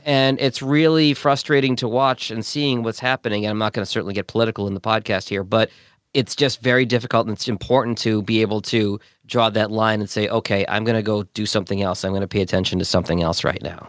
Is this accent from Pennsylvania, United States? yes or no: no; Boston, Massachusetts, United States; also born or lived in Detroit; now in Louisiana, United States; I grew up in Boston and went to Detroit and then Louisiana.